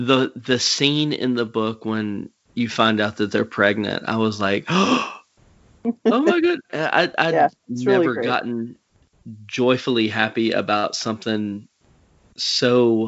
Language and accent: English; the South, United States; accent: Southern; if I would have come with my real Southern accent